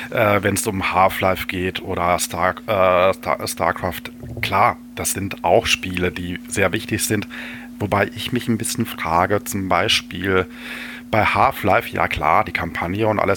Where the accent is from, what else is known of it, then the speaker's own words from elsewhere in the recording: Finland; Als Finne würde ich aber behaupten, dass ich trinkfester